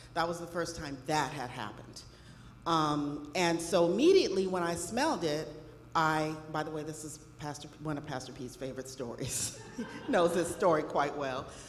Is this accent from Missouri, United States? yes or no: no; Los Angeles, California, United States; when I was a little girl, I grew up in Los Angeles.